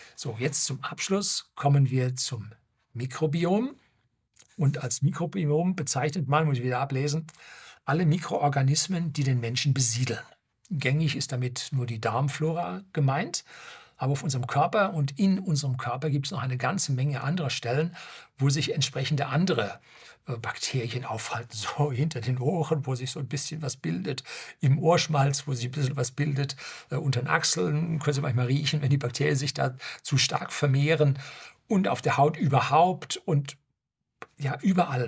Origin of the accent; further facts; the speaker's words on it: Germany; bei uns in Deutschland